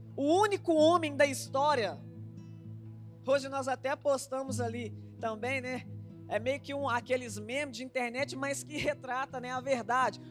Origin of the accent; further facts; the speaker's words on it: Minas Gerais, Brazil; nós somos mineiros.